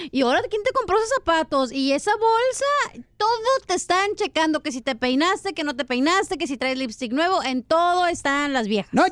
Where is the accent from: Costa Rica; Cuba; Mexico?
Mexico; Es nuestro derecho como mexicanos.